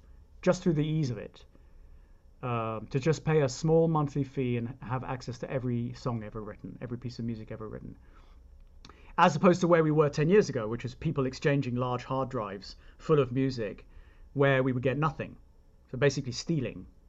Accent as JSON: {"language": "English", "country": "United Kingdom", "moved": "yes", "lives_now": "United States", "said": "I'm British"}